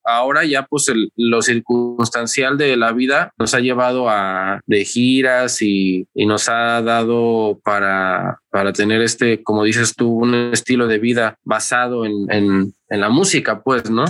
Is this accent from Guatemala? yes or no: no; Xalapa, Veracruz, Mexico; Soy originario del puerto de Veracruz, pero pues ya tengo toda mi vida viviendo aquí en Jalapa